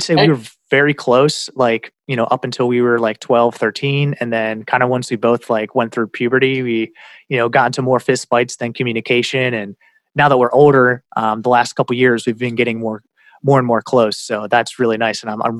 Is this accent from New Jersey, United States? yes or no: no; Iowa, United States; born there; and I looked at it, and it said born Iowa, USA.